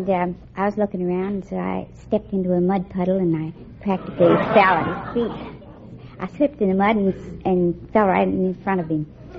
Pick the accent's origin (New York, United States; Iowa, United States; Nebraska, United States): Iowa, United States; Alvord; I'm from Alvord, Iowa.